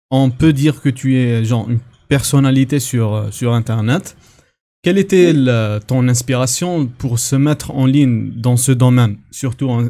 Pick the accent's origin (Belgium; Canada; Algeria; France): Algeria